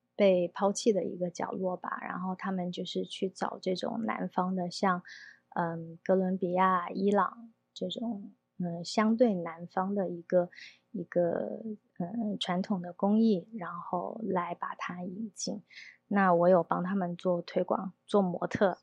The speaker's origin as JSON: {"language": "Chinese", "region": "Guangdong", "country": "China", "also_born_or_lived": "Beijing / Shanghai / London", "moved": "as an adult", "lives_now": "Taipei, Taiwan", "said": "我本身是广东人"}